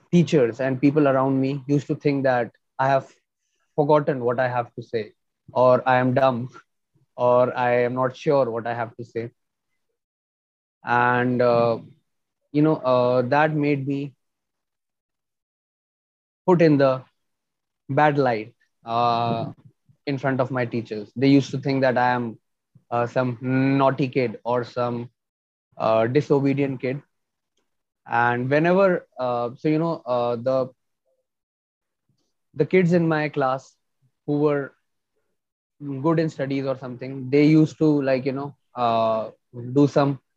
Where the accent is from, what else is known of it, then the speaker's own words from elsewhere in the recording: New Delhi, Delhi, India; I'm from India, New Delhi.